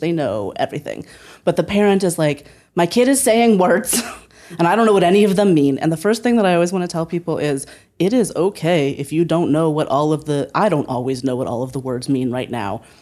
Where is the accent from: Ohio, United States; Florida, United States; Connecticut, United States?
Ohio, United States; Northeast; moved away as an adult; also born or lived in Berkeley; I moved from Northeast Ohio, where I had lived my whole life, to Berkeley